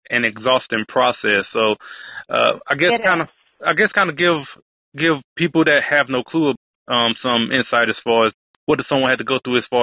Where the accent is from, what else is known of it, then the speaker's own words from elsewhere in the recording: Colombia; so I guess growing up, it wasn't foreign, I guess, in a way of of being conservative growing up in Colombia as opposed to in other communities, especially in minority communities.